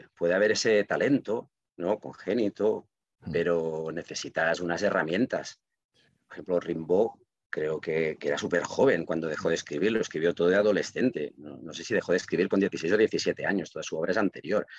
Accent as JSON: {"language": "Spanish", "town": "Reus", "region": "Catalonia", "country": "Spain", "tie": "born or raised there", "also_born_or_lived": "Barcelona", "first_language": "Catalan", "second_language": "Spanish", "said": "yo nací hace medio siglo, que dicho así suena raro, en, en Barcelona, pero bueno, mis padres vinieron a vivir aquí en Reus cuando tenía meses, o sea que prácticamente se puede decir que yo soy de Reus de toda la vida"}